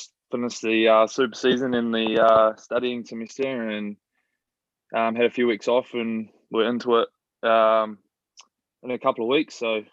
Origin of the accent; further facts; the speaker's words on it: Bell Block, Taranaki, New Zealand; So I just grew up on a farm with my two sisters and my parents out in Bell Block. Dad runs a dairy farm, about 500 cows sort of thing.